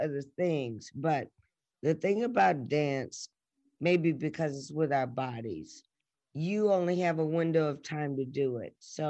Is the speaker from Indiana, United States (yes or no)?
no; Atlanta, Georgia, United States; also born or lived in Boston / New York; coming from the East Coast, you know, I was born in Boston and I lived in New York and then I lived in Atlanta and grew up and graduated.